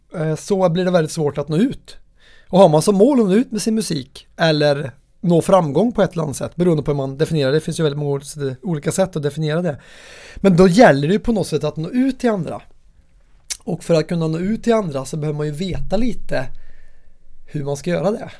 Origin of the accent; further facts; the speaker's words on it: Värmland, Sweden; min värmländska personlighet